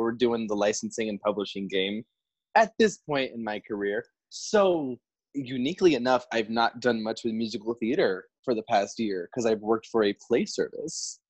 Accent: Florida, United States; moved away as an adult; also born or lived in Virginia; now in New York City, United States; I'm from Florida. I went to Florida State.

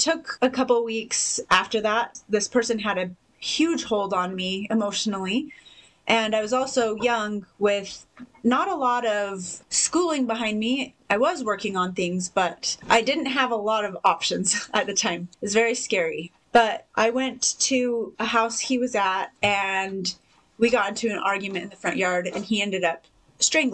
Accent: Salt Lake City, Utah, United States; also born or lived in St. George, Utah; I grew up in Salt Lake till I was 15, and then my family moved here to St. George

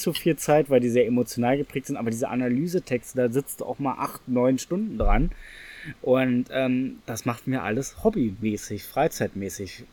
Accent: Berlin, Germany; Ich bin in Reinickendorf groß geworden.

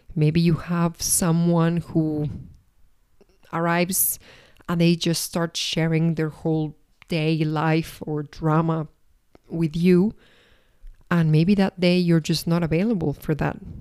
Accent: Argentina; also born or lived in Paris, France; now in Madrid, Spain; I'm originally from Argentina. I lived for six years in Paris

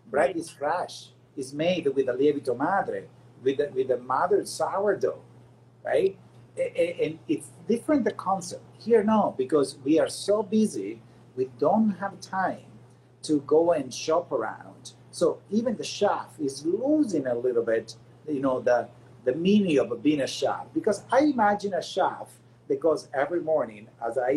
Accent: Canada; as a North American people, not as American because we are Canadian and I'm proud Canadian.

